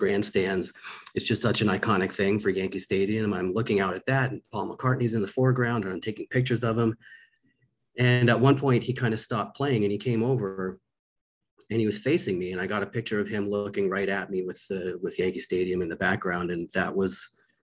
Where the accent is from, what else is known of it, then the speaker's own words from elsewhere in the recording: Victoria, British Columbia, Canada; a community college where I grew up in Victoria, BC